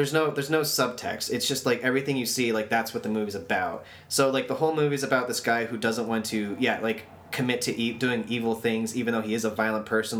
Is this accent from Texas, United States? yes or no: yes; Texas, United States; I'm from Texas, right?